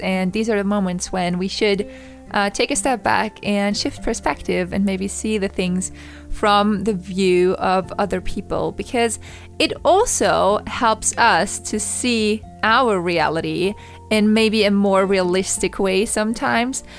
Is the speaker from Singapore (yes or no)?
no; Vienna, Austria; English is a second language; I was from Vienna